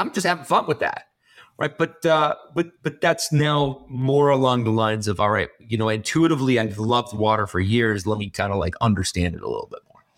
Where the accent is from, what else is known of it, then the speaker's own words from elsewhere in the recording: Canada; I'm from, I'm Canadian